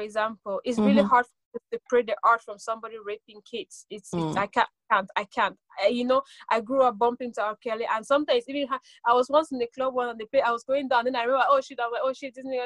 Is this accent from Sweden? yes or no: yes; Sweden; also born or lived in Cameroon; I'm Cameroonian born, I grew up in Sweden.